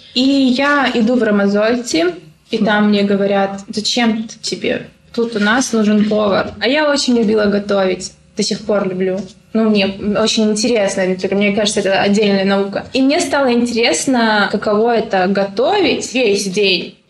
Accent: Dolinsky, Chechnya, Russia; also born or lived in Grozny; я вообще выросла в селе в Чеченском.

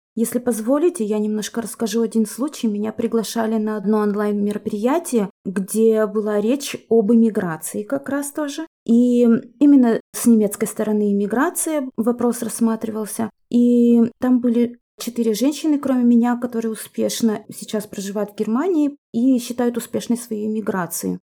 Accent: Kirov, Kirov Oblast, Russia; moved away as an adult; also born or lived in Germany; вернулись обратно на мою родину в город Киров

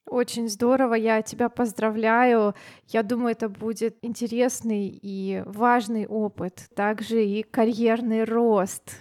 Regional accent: Siberia, Russia; also born or lived in Thailand; я из Сибири

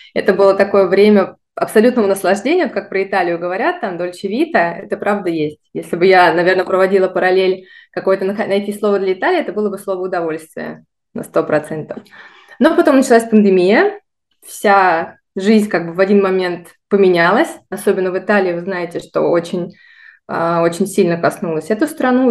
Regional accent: Voronezh, Voronezh Oblast, Russia; moved away as an adult; also born or lived in Moscow / Italy / Dubai; Родилась я в городе Воронеже, в России

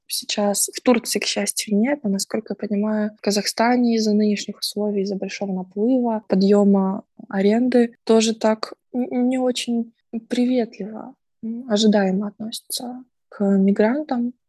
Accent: Odesa, Odesa Oblast, Ukraine; also born or lived in Russia; now in Turkey; мои родители в Одессе, и там мой родной город и дом

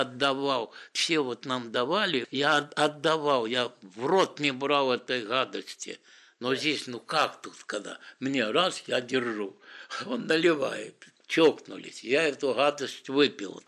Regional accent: Odesa, Odesa Oblast, Ukraine; я одессит же, с Одессы

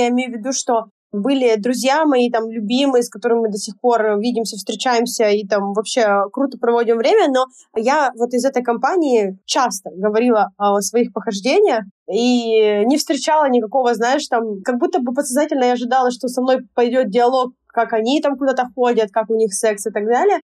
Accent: Yekaterinburg, Sverdlovsk Oblast, Russia; moved away as an adult; also born or lived in Sochi; Затем я переезжаю в Сочи, у меня там такой момент жизни, я переезжаю туда на таком поиске себя опять в очередной раз. Вот я там оставила все в Екатеринбурге

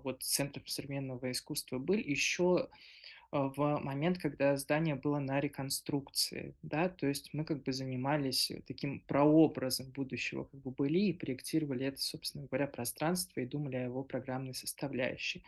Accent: Stary Oskol, Belgorod Oblast, Russia; как э, коренной старооскольницы

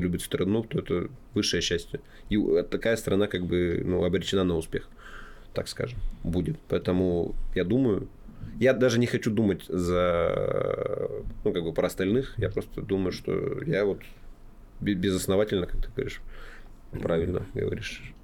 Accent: Kamyshlov, Sverdlovsk Oblast, Russia; моей малой родине, в городе Камышлов

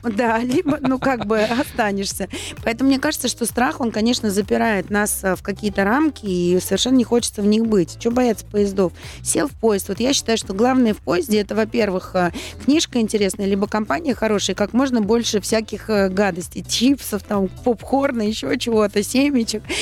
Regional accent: Saint Petersburg, Russia; Ждем салют. Мой родной город.

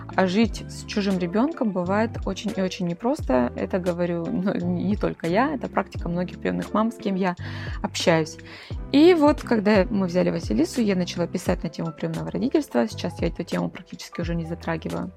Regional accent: Krasnodar, Krasnodar Krai, Russia; Я из Краснодара

